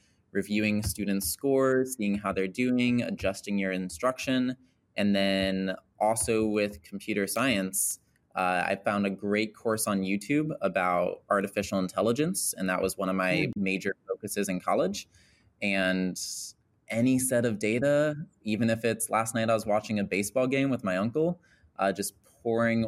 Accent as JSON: {"language": "English", "town": "Kent", "region": "Ohio", "country": "United States", "tie": "born or raised there", "moved": "as an adult", "lives_now": "Los Angeles, United States", "said": "I grew up in Kent, Ohio, went to school in Hudson"}